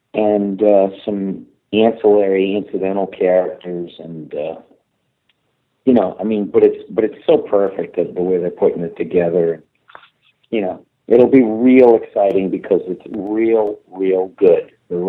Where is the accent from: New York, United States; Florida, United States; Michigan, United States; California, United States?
Michigan, United States; moved away; I'm from Michigan originally.